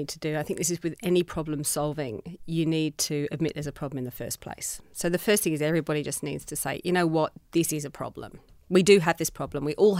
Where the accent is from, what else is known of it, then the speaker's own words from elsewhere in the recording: England, United Kingdom; that in my childhood growing up, except that I embraced the beauty of the countryside, which is where I was born in England.